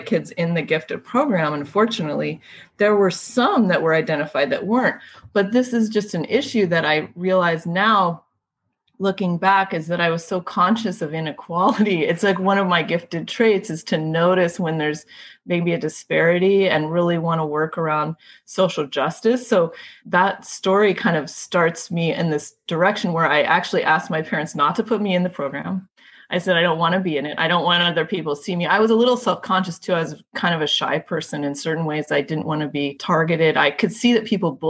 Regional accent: California, United States; I grew up in California

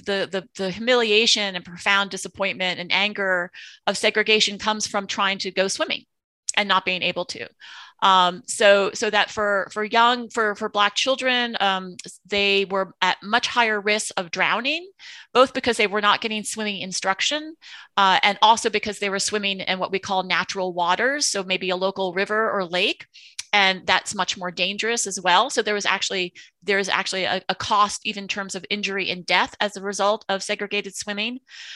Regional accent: New Jersey, United States; And when I grew up in New Jersey in the 1970s, there was a swim club

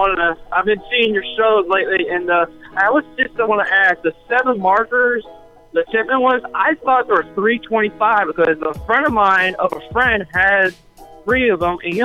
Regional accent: United States; We're from the U.S. We're not from Canada, so we're from the U.S.

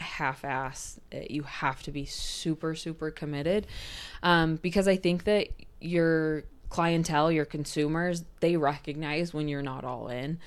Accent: Cache Valley, Utah, United States; being in Cache Valley, where I'm born and raised

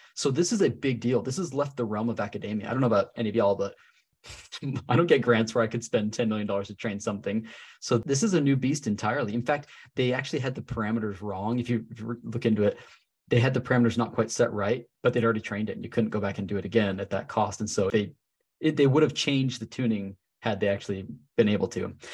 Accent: Salt Lake City, Utah, United States; I'm from Salt Lake City, Utah. So I'm actually teaching in my hometown

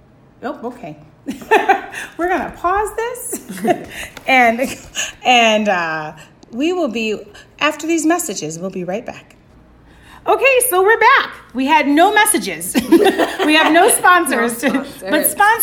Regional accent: Chicago, Illinois, United States; growing up in the city mm-hmm. of Chicago

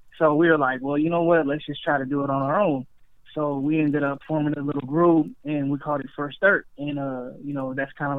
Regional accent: Sacramento, California, United States; moved away as an adult; now in Los Angeles, United States; originally I'm from Northern California. I'm from Sacramento. And I moved down to LA in like 2011

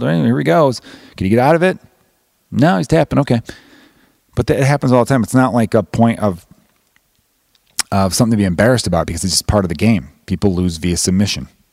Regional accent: United States; I'm American

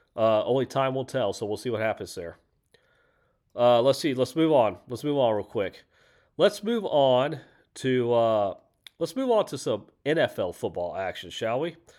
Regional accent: Houston, Texas, United States; Houston, Texas, my hometown

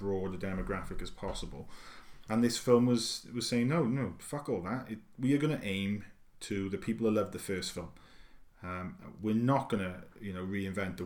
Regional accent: United Kingdom; being British

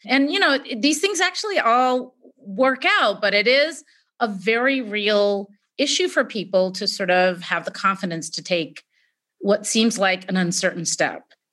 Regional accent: California, United States; I was born here, you know, when you're the daughter of immigrant parents

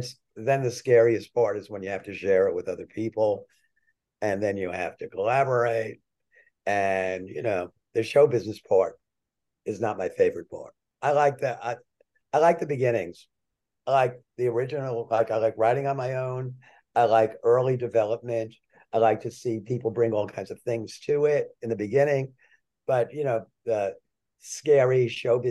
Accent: Scranton, Pennsylvania, United States; When I was a kid, I grew up in Scranton, Pennsylvania

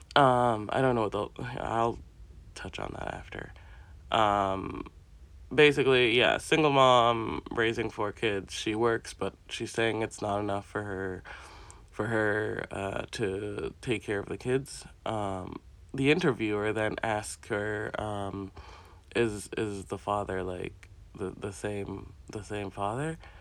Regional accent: Jamaica; assigned to me as a Jamaican

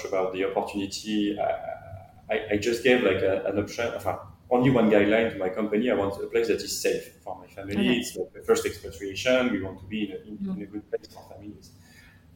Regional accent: Brittany, France; English is a second language; moved away as an adult; now in Miami, United States; I grew up in Brittany, you know, so I'm a beach guy

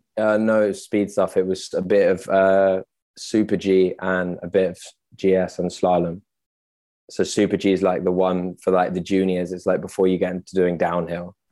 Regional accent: London, United Kingdom; also born or lived in Oxfordshire / France / Russia / Cuba; now in Amsterdam, Netherlands; born and raised in London

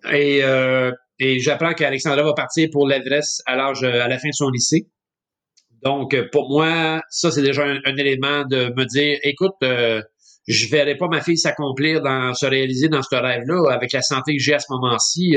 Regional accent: Montreal, Quebec, Canada; je suis un jeune Montréalais. je suis né à Montréal en fait en 1963.

